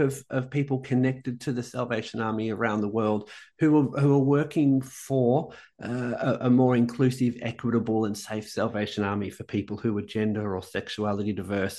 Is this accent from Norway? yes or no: no; Melbourne, Victoria, Australia; moved away as an adult; also born or lived in Sweden; now in Amsterdam, Netherlands; I'm, I'm, an inner city boy. I'm from the inner city of Melbourne